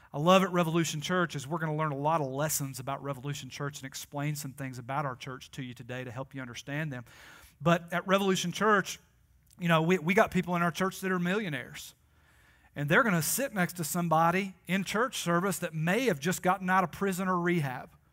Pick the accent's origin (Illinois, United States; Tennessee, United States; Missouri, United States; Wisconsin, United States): Tennessee, United States; I am like from Tennessee